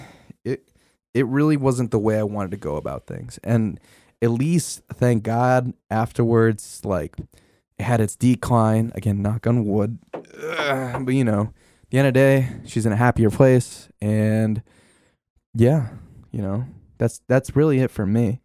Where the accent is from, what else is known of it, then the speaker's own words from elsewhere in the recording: Denville, New Jersey, United States; I grew up in Denville